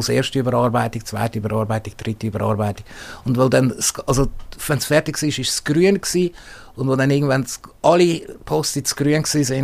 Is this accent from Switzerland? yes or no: yes; Switzerland; als Schweizer Autor musst du zuerst in der Schweiz publizieren, damit äh, im deutschsprachigen Raum überhaupt wirklich ernst genommen wirst.